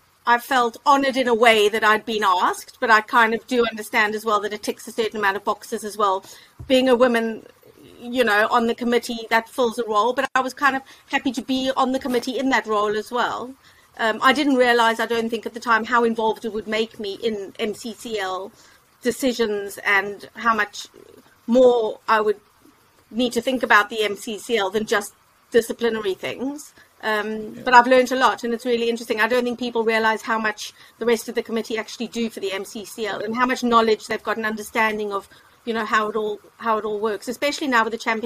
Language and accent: English; Cape Town, Western Cape, South Africa; now in United Kingdom; From Cape Town.